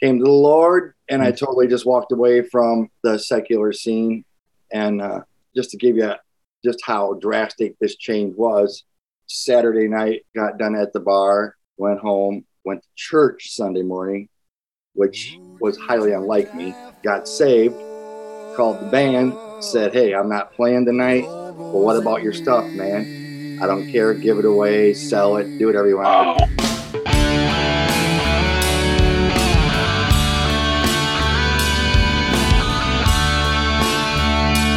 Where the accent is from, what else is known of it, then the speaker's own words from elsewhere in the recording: Michigan, United States; Born and raised in Michigan